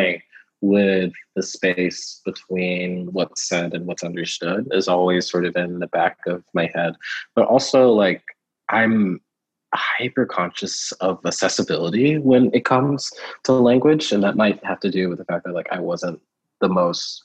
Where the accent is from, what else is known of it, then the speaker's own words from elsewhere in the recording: Houston, Texas, United States; also born or lived in Kentucky; I was born in Kentucky, moved to Texas when I was like 3 or so. And when the first house we lived in was like just outside of Houston proper.